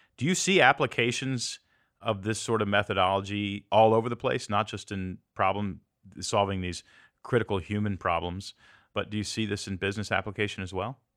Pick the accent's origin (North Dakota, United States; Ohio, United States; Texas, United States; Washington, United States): Texas, United States; Pearland; moved away as an adult; also born or lived in Portland, Oregon; now in Tennessee, United States; I grew up in Pearland, Texas